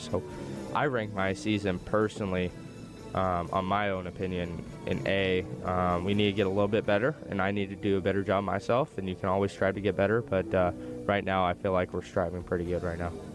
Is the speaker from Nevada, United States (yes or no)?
yes; Las Vegas, Nevada, United States; I'm from Las Vegas